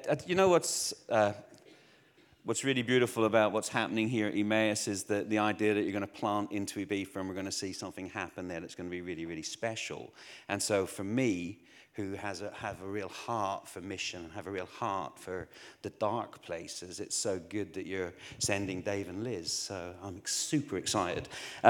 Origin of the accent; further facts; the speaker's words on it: Northern Ireland, United Kingdom; moved away; also born or lived in Essex, England; I grew up in Northern Ireland. I don't have a Northern Irish accent because we moved to Essex, which didn't help my Essex doesn't help anybody's accent.